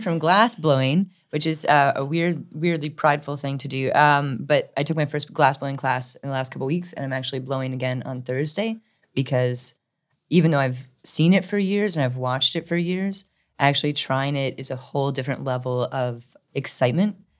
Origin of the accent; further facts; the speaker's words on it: Midwest, United States; also born or lived in Chicago; now in Durham, United States; I'm originally from the Midwest